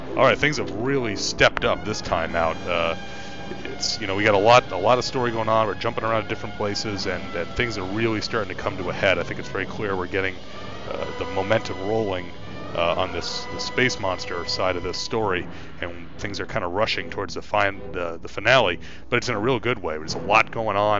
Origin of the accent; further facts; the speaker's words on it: New York, United States; being a New Yorker like I am